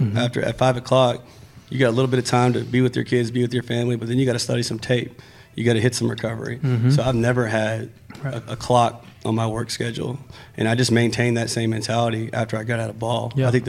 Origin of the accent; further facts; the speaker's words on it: Brownwood, Texas, United States; Brownwood, Texas.